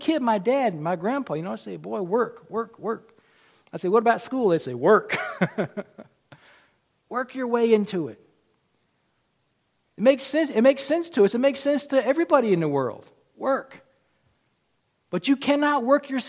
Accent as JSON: {"language": "English", "country": "United States", "said": "I'm an American too"}